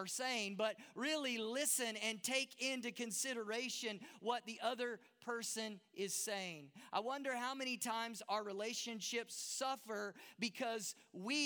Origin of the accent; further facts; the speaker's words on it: Texas, United States; moved away as an adult; now in Durban, South Africa; that's hard for a Texas boy